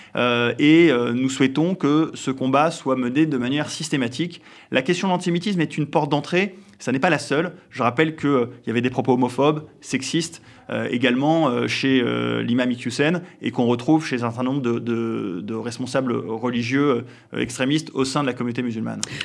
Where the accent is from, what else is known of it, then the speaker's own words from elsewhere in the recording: France; nous sommes euh, des Français euh, comme les autres